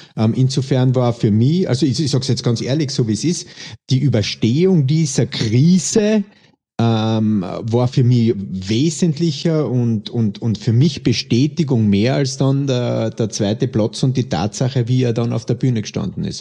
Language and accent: German; Austria; bei uns in Österreich